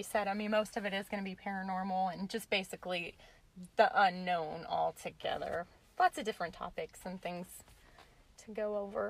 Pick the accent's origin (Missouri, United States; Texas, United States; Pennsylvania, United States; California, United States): Missouri, United States; Cape Girardeau; I grew up in Cape Girardeau, Missouri. I don't know if you guys are familiar with that, but it's a little bit like an hour and a half south of St. Louis.